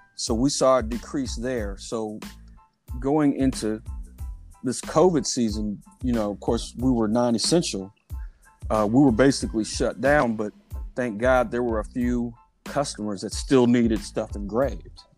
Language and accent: English; Indianapolis, Indiana, United States; moved away as an adult; also born or lived in Washington Township, Indianapolis; now in Carmel, United States; I grew up really relatively close to 3D Trophy, right off of 34th and Bancroft. Uh, so I'm I'm an East Sider for life